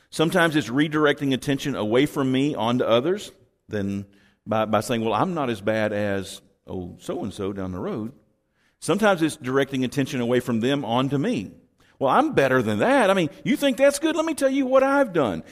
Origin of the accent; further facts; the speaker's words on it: Texas, United States; I'm from Texas